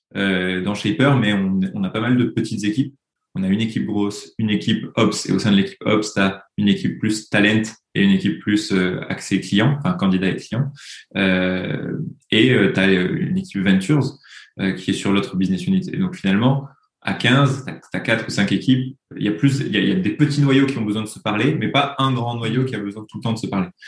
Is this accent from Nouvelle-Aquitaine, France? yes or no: no; Toulouse, Occitania, France; now in Paris, France; je suis euh, toulousain de naissance et parisien d'adoption